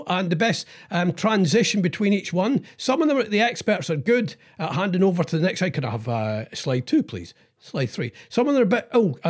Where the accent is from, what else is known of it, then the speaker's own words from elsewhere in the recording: Scotland, United Kingdom; I'm Scottish.